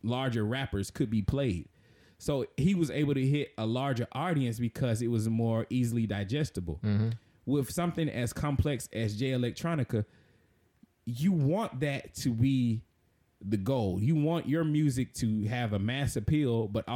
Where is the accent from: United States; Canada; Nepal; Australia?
United States; the South; I was raised in the South, so I'm a Christian by, you know, my region